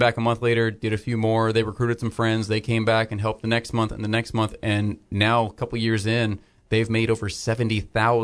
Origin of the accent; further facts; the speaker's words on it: Florida, United States; I grew up here in Florida